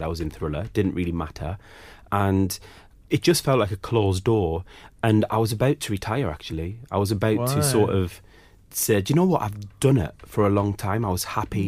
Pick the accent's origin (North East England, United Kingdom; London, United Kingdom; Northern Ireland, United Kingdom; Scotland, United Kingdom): North East England, United Kingdom; Sunderland; moved away; growing up in Sunderland was also a weird time